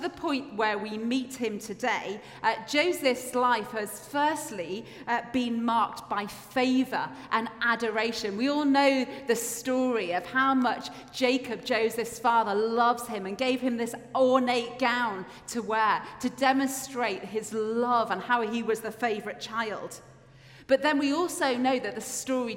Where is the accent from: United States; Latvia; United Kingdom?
United Kingdom; Yorkshire and the Humber; now in Edinburgh, United Kingdom; I grew up in Yorkshire, and we didn't have as good a bus service where I lived